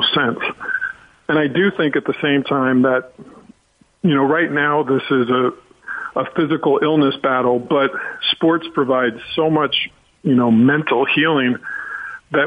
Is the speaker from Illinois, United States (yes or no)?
yes; Chicago, Illinois, United States; now in Los Angeles, United States; I'm from Chicago